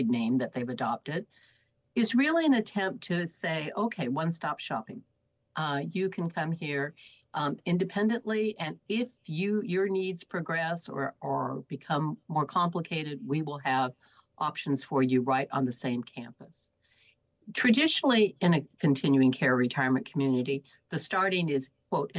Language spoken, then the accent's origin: English; Arizona, United States; I come from Arizona